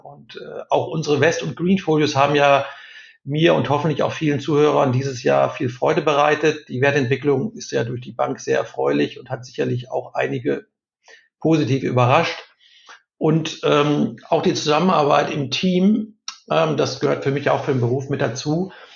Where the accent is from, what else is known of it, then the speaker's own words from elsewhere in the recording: Ruhr area, North Rhine-Westphalia, Germany; Ich bin im Ruhrgebiet groß geworden